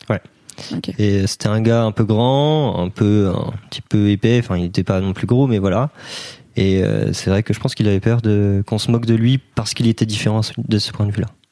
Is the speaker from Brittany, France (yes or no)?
yes; Brittany, France; je suis breton et j'ai 22 ans cette année.